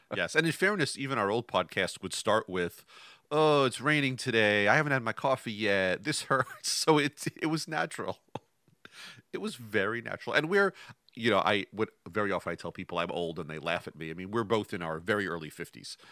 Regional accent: Westchester, New York, United States; I grew up in New York, just outside of New York City

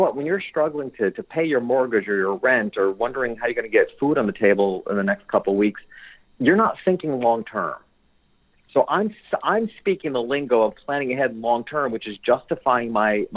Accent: New York, United States; moved away; my hometown, which was a couple hours, small country town, a couple hours north of New York City

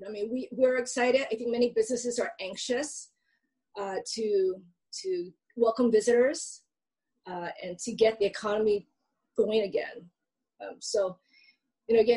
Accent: Hilo, Hawaii, United States; I'm from Hilo

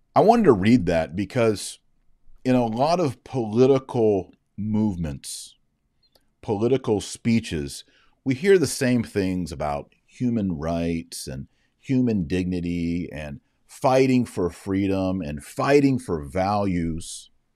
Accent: United States; I'm an American

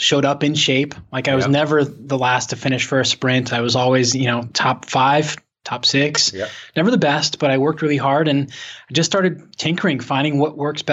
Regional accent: Pittsburgh, Pennsylvania, United States; I come from Pittsburgh, born and raised, 28 years

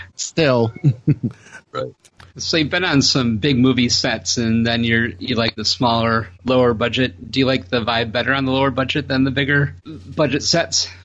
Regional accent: Utica, Michigan, United States; north of there in uh, Utica

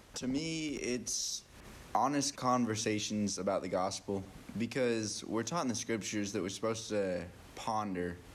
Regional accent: Cache Valley, Utah, United States; moved away; I'm from the Cache Valley, Utah area

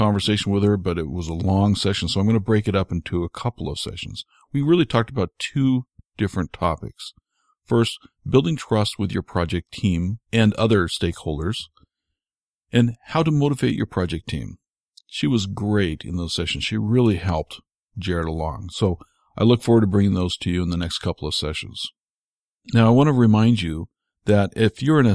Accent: United States; as an American

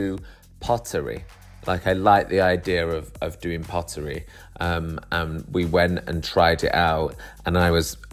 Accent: Manchester, North West England, United Kingdom; now in London, United Kingdom; I live in London, but I'm from Manchester

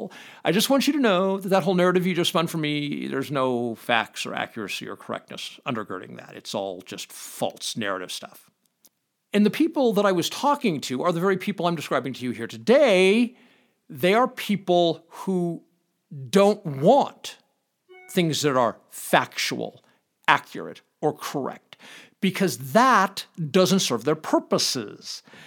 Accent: Los Angeles, California, United States; now in Pahrump, United States; I come from Los Angeles, so this is a really small town.

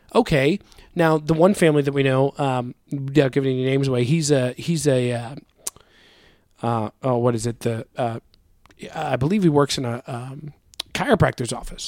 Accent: United States; I'm an American

